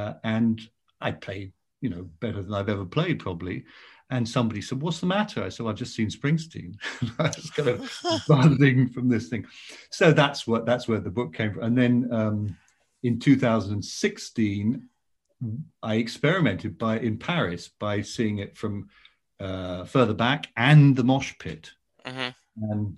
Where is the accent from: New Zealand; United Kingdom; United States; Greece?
United Kingdom; South West England; which starts with going past …'s memorial in my hometown